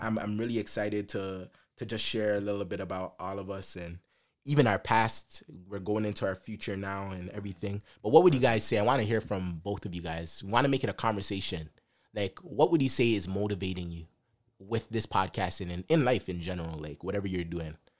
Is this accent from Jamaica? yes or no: yes; Jamaica; Jamaica, I'm from Jamaica.